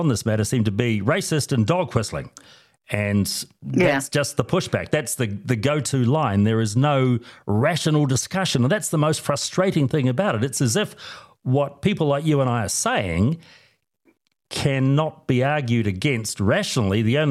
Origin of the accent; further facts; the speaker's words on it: South Island, New Zealand; growing up in the South Island